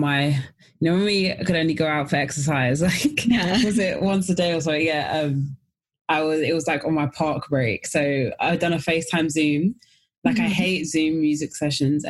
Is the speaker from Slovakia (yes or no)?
no; London, United Kingdom; from South London